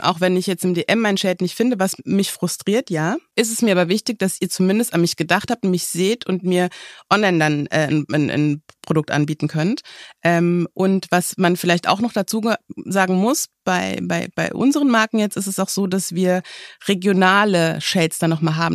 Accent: Germany; bei uns in Deutschland

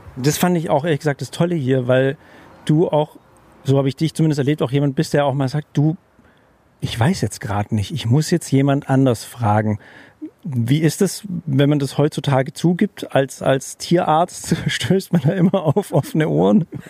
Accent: Germany; als Deutscher

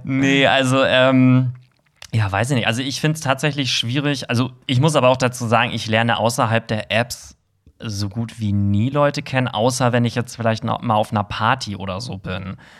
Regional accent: Hamburg, Germany; im Herzen bin ich Hamburger

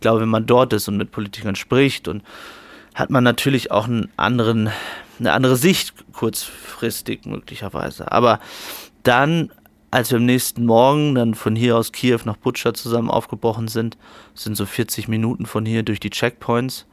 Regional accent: Germany; ich komme aus Deutschland

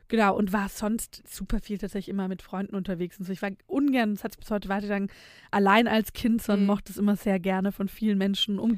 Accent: Nürtingen, Baden-Württemberg, Germany; also born or lived in Filderstadt; Ich bin tatsächlich gar nicht in Filderstadt aufgewachsen. Ach, ich bin in Nürtingen

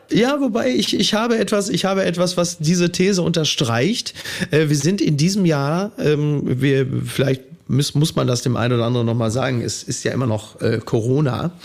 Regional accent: Ruhr area, North Rhine-Westphalia, Germany; ich komme aus dem Ruhrgebiet

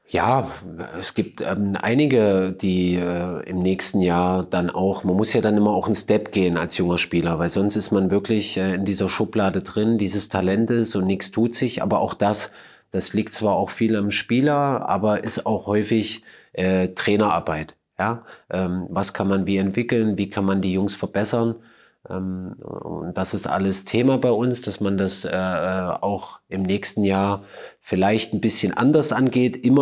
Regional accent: Germany; Und natürlich als Deutscher ist natürlich klar, dass ich mir wünsche, dass mein Land das macht

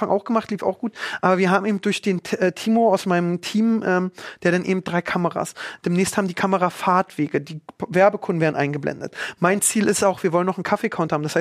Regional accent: Berlin, Germany; ich, als Berliner Ossi-Tierpark und ich laufe dann durch den Tierpark

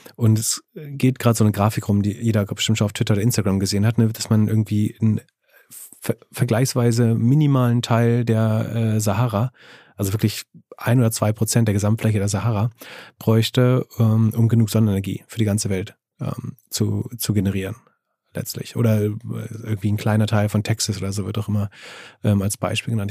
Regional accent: Greifswald, Mecklenburg-Vorpommern, Germany; in meiner Heimatstadt in Greifswald

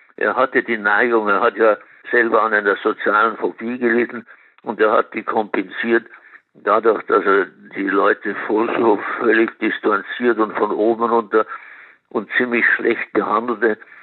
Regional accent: Munich, Bavaria, Germany; ich bin in Nymphenburg aufgewachsen

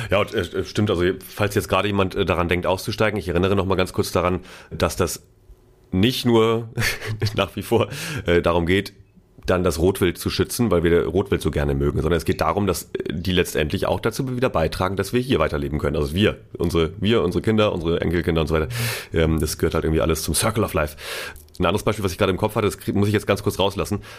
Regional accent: Schleswig-Holstein, Germany; Äh, ich komme ja aus Schleswig-Holstein. Da wird jetzt auch Wein angebaut.

